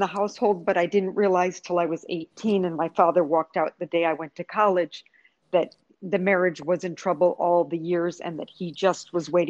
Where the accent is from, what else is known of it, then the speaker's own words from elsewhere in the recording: New York, United States; also born or lived in Virgin Islands; now in Puerto Rico; Well, I've lived in Puerto Rico 31 years, but I was originally from New York, lived in other Caribbean islands, the Virgin Islands